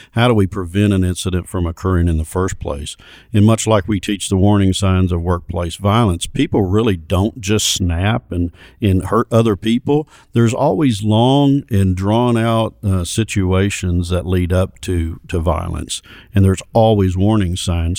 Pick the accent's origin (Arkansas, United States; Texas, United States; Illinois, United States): Arkansas, United States; Little Rock; I grew up in Little Rock